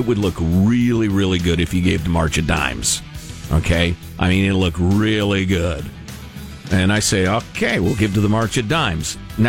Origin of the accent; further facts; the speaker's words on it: Chicago, Illinois, United States; I grew up in Chicagoland, as we refer to that area.